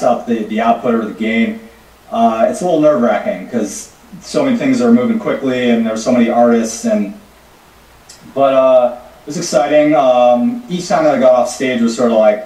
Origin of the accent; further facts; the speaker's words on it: upstate New York, United States; middle class upbringing in upstate New York